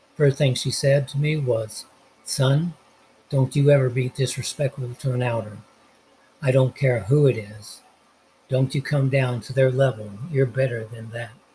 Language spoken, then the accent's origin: English; Los Angeles, California, United States; I'm from Los Angeles, the city of angels. When I was 10 years old, me and my grandmother got on the bus in downtown